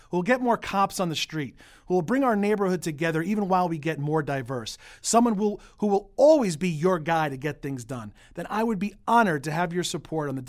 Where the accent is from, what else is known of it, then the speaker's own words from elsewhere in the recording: New York City, New York, United States; I was born and raised here in Bay Ridge